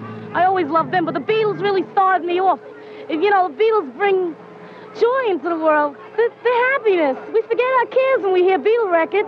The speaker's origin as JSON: {"language": "English", "town": "New York City", "region": "New York", "country": "United States", "said": "Brooklyn, Coney Island section."}